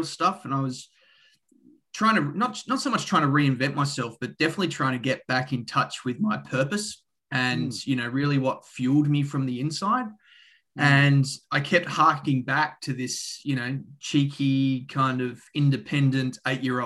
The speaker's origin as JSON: {"language": "English", "country": "Australia", "tie": "born or raised there", "also_born_or_lived": "Canada / Boulder, Colorado", "said": "I'm Australian, as you might be able to tell from the accent. Grew up in the country. In Australia"}